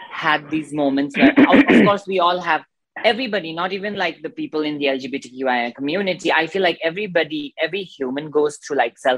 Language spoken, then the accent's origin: English; Darjeeling, West Bengal, India; I was born in Darjeeling, obviously, and uh, I did my schooling there. And um, so I'm from a very, like, you know, um, um, spiritual family, let's say that, and a religious family